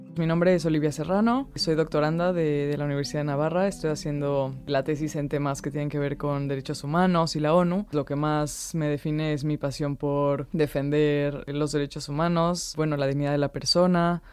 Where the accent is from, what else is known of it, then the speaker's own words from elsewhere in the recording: Mexico; yo soy mexicana